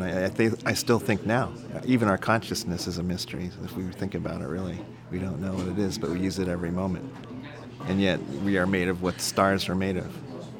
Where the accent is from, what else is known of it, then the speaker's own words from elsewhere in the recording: Monterey, California, United States; born there; also born or lived in Arizona; I was born in Monterey, and my dad worked at Fort Ord, the Army base that used to be open there. And we moved back and forth from California to Arizona, and he worked at Fort Huachuca also.